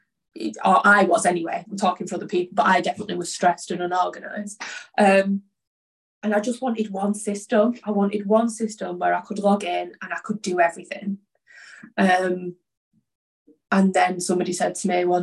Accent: Oldham, North West England, United Kingdom; I'm from Oldham originally. Like, I grew up in a very working class environment

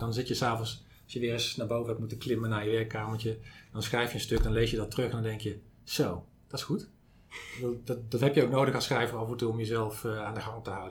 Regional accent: Zaandam, North Holland, Netherlands; ik kom uit Zandam

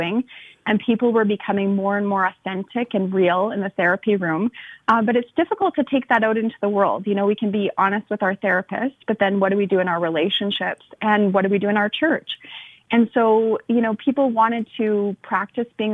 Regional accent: Canada; I'm Canadian

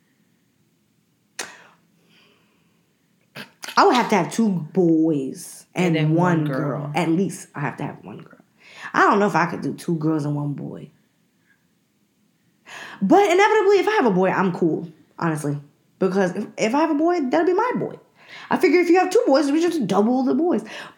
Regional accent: Jamaica; I'm a Jamaican

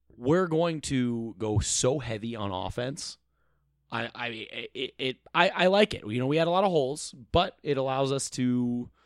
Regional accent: Eden Prairie, Minnesota, United States; I'm from the Twin Cities. I went to Eden Prairie. Uh, I'm um, in Minnesota.

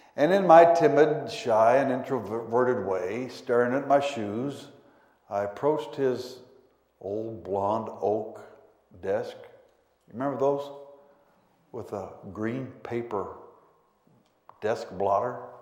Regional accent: Pueblo, Colorado, United States; also born or lived in Denver, Colorado; But from age 2 through 18, we lived in Pueblo, Colorado, about 110 miles south of Denver

